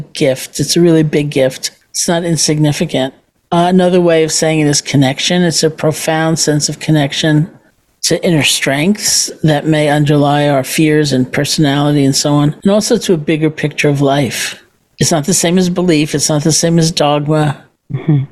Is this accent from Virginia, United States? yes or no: no; New York, United States; I'm a New Yorker.